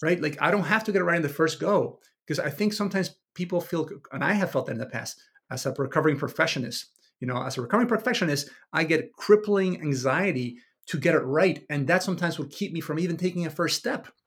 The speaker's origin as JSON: {"language": "English", "country": "Venezuela", "tie": "born or raised there", "moved": "yes", "said": "I was raised in Venezuela in the early, the early, the eighties and nineties"}